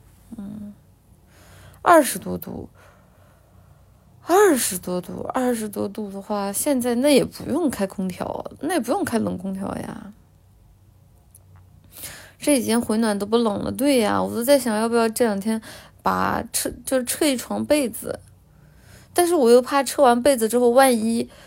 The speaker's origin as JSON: {"language": "Chinese", "region": "Guangdong", "country": "China", "said": "奶姐，奶姐来我们老广过日子吧。"}